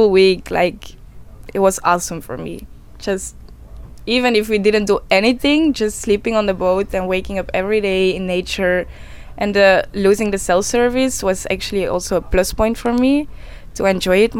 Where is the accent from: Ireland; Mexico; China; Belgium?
Belgium; I was born in Belgium.